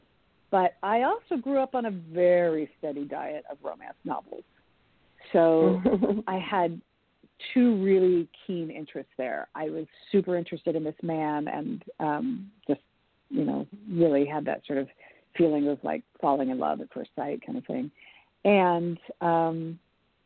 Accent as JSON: {"language": "English", "town": "Portland", "region": "Oregon", "country": "United States", "tie": "born or raised there", "also_born_or_lived": "New York City", "moved": "as an adult", "said": "I moved back to Portland, I have a community here. You know, I grew up here"}